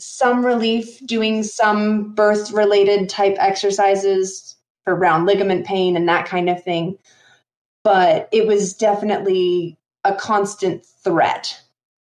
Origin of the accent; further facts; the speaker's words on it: New York, United States; now in Idaho, United States; I live here in Idaho. I grew up in New York.